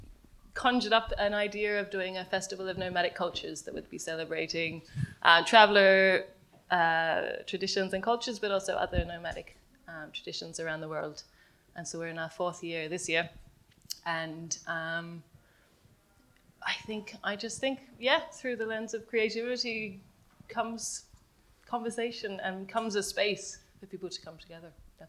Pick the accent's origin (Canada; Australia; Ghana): Australia; moved away as an adult; now in Galway, Ireland; I'm originally from Australia, but I've been living in Galway, I don't know, 12, 13 years now.